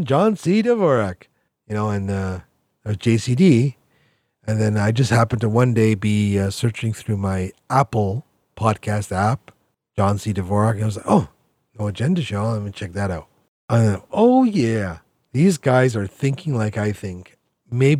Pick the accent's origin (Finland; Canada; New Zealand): Canada; also born or lived in Toronto; I'm Canadian